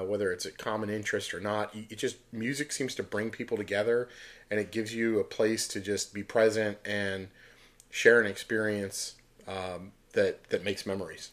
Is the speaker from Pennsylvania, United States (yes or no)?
yes; Pittsburgh, Pennsylvania, United States; moved away; Pittsburgh, that's my hometown